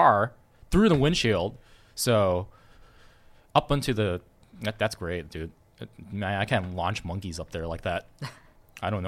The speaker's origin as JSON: {"language": "English", "town": "Los Angeles", "region": "California", "country": "United States", "tie": "born or raised there", "accent": "southern", "said": "I'm from LA, like born and raised there"}